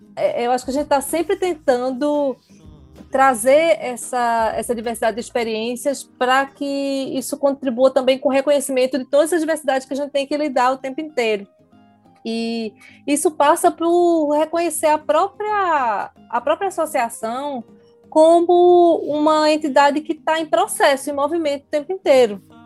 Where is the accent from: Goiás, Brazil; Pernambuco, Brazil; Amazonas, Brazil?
Pernambuco, Brazil; Recife; eu sou recifense, né? Estou falando aqui de Recife